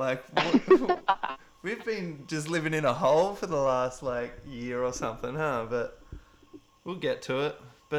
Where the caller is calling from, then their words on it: Wollongong, New South Wales, Australia; I'm calling from the Gong.